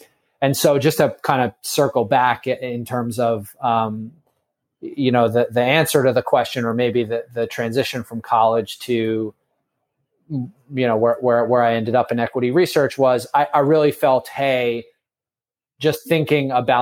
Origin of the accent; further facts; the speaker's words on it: Bergen County, New Jersey, United States; now in New York City, United States; I am from Bergen County, New Jersey. I was sort of born and raised a little bit outside of New York City